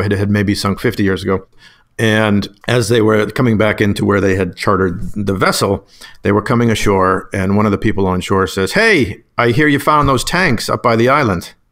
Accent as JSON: {"language": "English", "town": "Whitman", "region": "Massachusetts", "country": "United States", "tie": "born or raised there", "moved": "yes", "lives_now": "Pennsylvania, United States", "said": "growing up in Whitman, Massachusetts"}